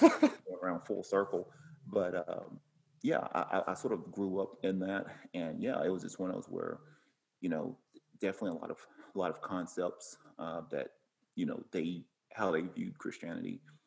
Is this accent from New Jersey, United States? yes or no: no; Cleveland, Tennessee, United States; moved away as an adult; now in Oceanside, United States; I always felt like I was going to stay there in Cleveland, Tennessee, which is where I'm from. And I thought I was going to pretty much stay there forever, and or at least in the area.